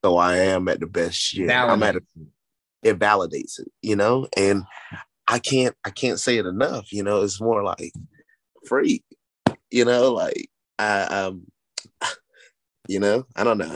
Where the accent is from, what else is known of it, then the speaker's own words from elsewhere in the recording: Tennessee, United States; I'm from Tennessee